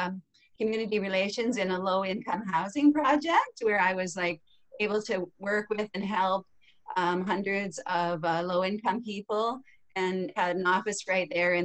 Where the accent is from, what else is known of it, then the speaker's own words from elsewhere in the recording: Capstone, Ontario, Canada; So I was born in Capstone, Ontario. It's a little village near Walkerton.